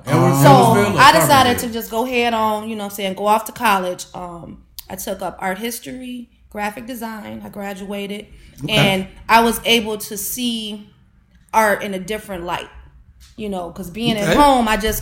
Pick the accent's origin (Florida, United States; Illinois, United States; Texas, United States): Illinois, United States; Momence; I'm from Momence, born and raised in Motown.